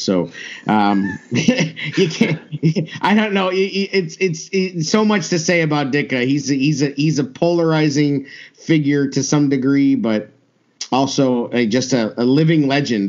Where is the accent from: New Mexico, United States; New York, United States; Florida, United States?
New Mexico, United States; Albuquerque; I grew up in Albuquerque, New Mexico